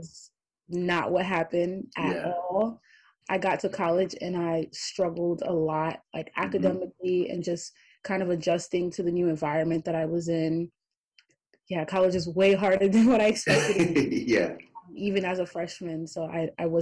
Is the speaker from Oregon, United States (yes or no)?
no; New York City, New York, United States; moved away as an adult; now in Buffalo, United States; I'm originally from Brooklyn, New York